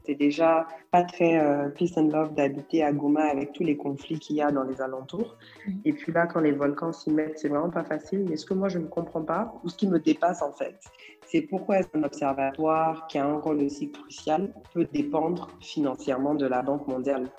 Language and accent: French; Côte d’Ivoire; chez nous en Côte d'Ivoire